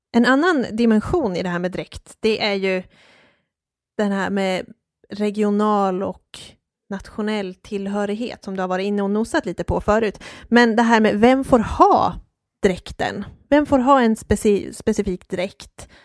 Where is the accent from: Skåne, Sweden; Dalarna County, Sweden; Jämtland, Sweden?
Dalarna County, Sweden; Hedemora; Jag är född och uppvuxen i Hedemora